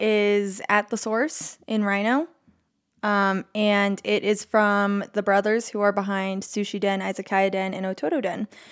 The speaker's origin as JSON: {"language": "English", "town": "Denver", "region": "Colorado", "country": "United States", "tie": "born or raised there", "said": "I grew up in Denver"}